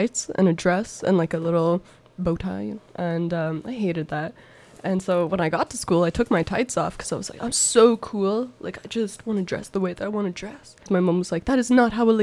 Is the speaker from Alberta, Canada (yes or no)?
yes; Calgary, Alberta, Canada; moved away; I'm from Calgary, Alberta